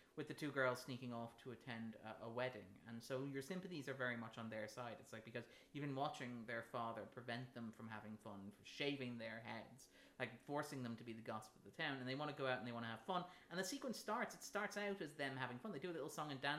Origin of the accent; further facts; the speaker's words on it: Ireland; as Irish people